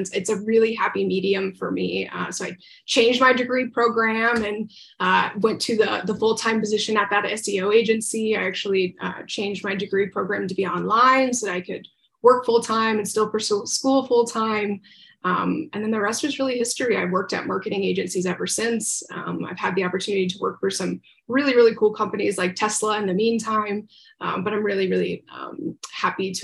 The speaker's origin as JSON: {"language": "English", "region": "Central Florida", "country": "United States", "tie": "born or raised there", "also_born_or_lived": "Tampa Bay, Florida", "said": "I grew up in Central Florida"}